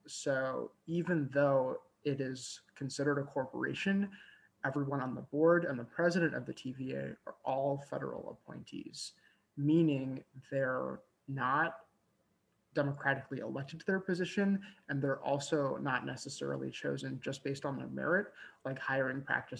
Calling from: Nashville, Tennessee, United States; I use he, him pronouns, and I'm calling in from Cherokee and Shawnee land in Nashville, Tennessee.

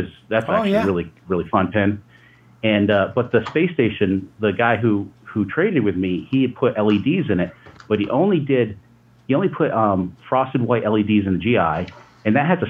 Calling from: upstate New York, United States; I'm calling from upstate New York

